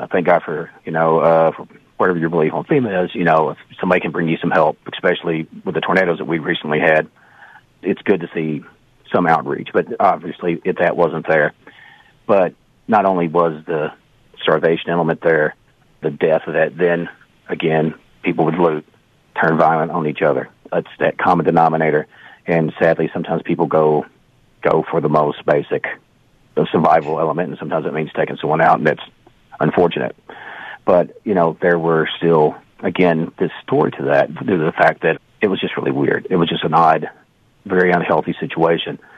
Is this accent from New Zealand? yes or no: no; Canada; As a Canadian, you know, there are certain stereotypes, and they're not always bad.